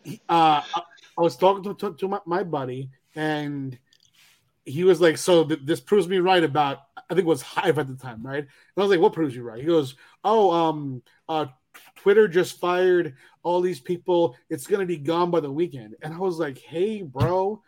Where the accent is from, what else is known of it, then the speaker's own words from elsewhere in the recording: New York, United States; moved away as an adult; also born or lived in California; I'm a New Yorker